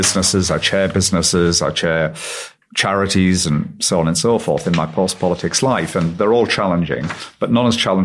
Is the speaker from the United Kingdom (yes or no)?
yes; the North East, North East England, United Kingdom; I'm from the Northeast. I still live in the Northeast. It's my home. It always has been.